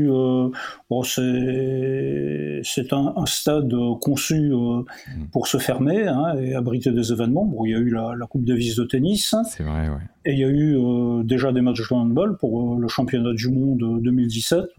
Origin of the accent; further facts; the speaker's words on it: Chlef, Chlef Province, Algeria; une famille pied noir. Hein, voilà, je suis né euh, en Algérie, à Orléansville, sur les hauts plateaux.